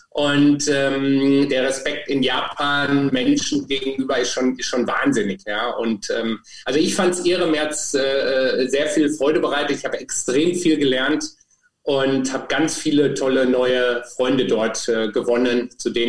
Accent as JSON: {"language": "German", "country": "Germany", "said": "Insofern hatte ich es relativ einfach, fand ich für mich als Deutscher, auch wenn ich eigentlich für mich Europäer bin"}